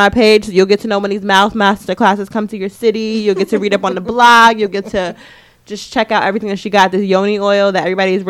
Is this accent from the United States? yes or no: yes; New York City, New York, United States; we're from Queens.